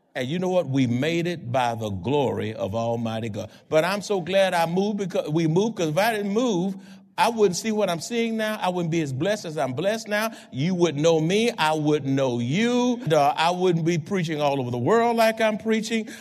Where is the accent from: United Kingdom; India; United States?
United States; Houston, Texas; moved away as an adult; now in San Antonio, United States; I was born in Houston, had friends in Houston, all over Houston, went to college in Houston